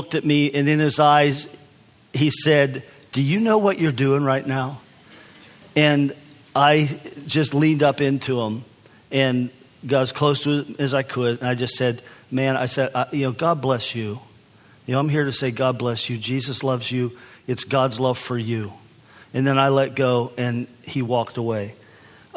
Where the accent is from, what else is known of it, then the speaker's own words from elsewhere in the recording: United States; I'm from the United States. I'm from America.